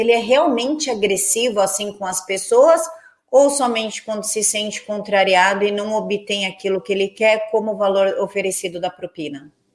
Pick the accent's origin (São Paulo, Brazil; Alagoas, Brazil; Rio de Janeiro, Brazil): São Paulo, Brazil; eu sou de São Paulo